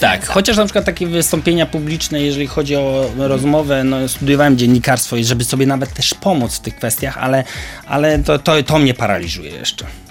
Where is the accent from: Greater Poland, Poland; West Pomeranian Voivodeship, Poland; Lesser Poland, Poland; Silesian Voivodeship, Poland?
West Pomeranian Voivodeship, Poland; Koszalin; ja wywodzę się z małego miasta Koszalina